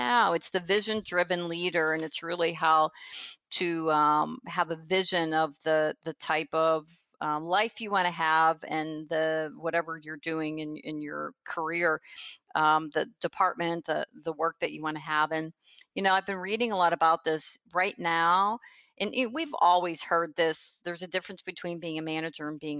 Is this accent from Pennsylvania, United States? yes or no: yes; Pennsylvania, United States; now in Tampa, United States; I was from Pennsylvania, I now live in Tampa, Florida